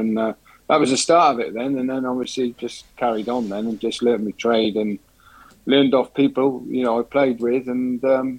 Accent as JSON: {"language": "English", "town": "Cardiff", "region": "Wales", "country": "United Kingdom", "also_born_or_lived": "Droitwich", "moved": "yes", "said": "I'm a Cardiff boy"}